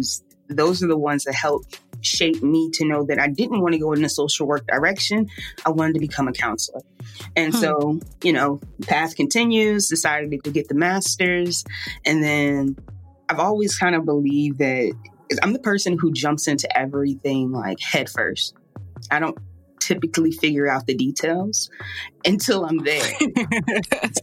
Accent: Richmond, Virginia, United States; now in New Orleans, United States; I'm from Richmond, Virginia, and I'm currently living down in New Orleans.

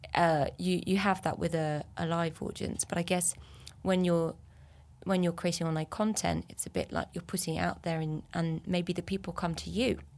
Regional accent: Brittany, France; moved away as an adult; also born or lived in Zimbabwe / North Yorkshire; now in England; I grew up in rural Brittany

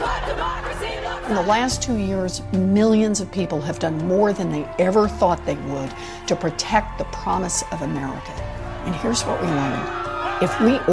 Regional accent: Oklahoma, United States; Growing up in Oklahoma

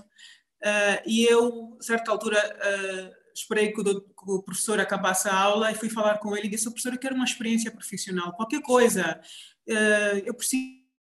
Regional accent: Benguela, Angola; moved away as an adult; now in Luanda, Angola; saí de Benguela por volta de 95, infelizmente, com 18 anos, uh, para vir a Luanda para continuar os meus estudos. Em Benguela sempre tive muito muito envolvida em, em atividades da escola

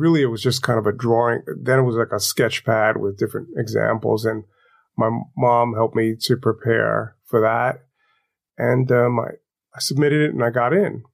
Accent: New York City, New York, United States; I grew up in Crown Heights, Brooklyn. I lived on Eastern Parkway.

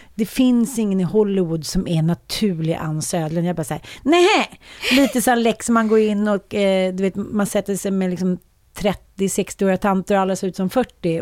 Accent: Sweden; känner man sig som svensk kvinna

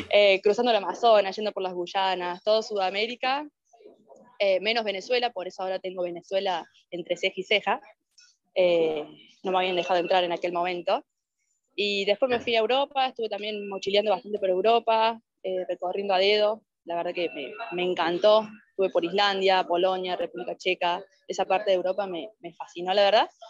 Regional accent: Argentina; moved away as an adult; de Argentina, de paz

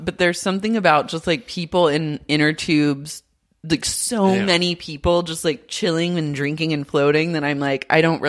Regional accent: Oklahoma, United States; I grew up in Oklahoma.

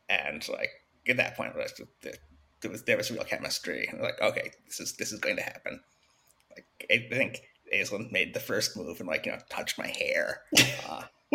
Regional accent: New York, United States; I'm from New York.

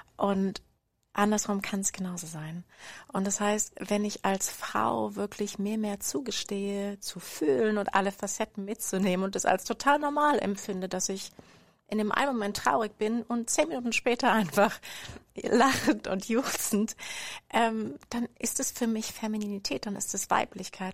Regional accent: Berlin, Germany; moved away as an adult; also born or lived in former GDR; now in Freiburg, Germany; Ich bin eigentlich Berlinerin

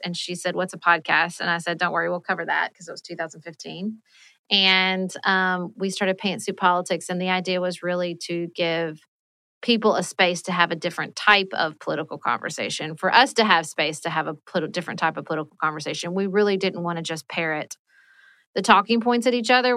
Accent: Paducah, Kentucky, United States; moved away as an adult; also born or lived in Washington, D.C.; I moved back to my hometown of Paducah, Kentucky

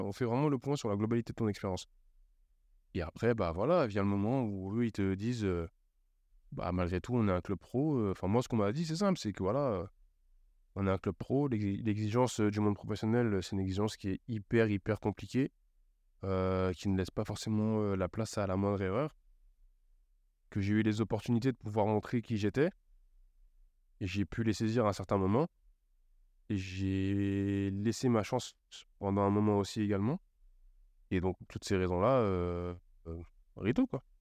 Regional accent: Cergy, Île-de-France, France; also born or lived in Auxerre; je rentre chez moi à Sergi

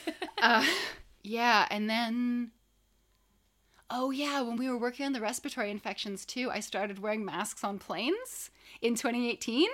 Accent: Canada; I'm Canadian.

